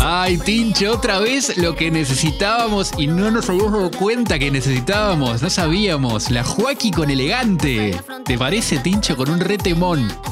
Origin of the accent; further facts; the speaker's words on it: Argentina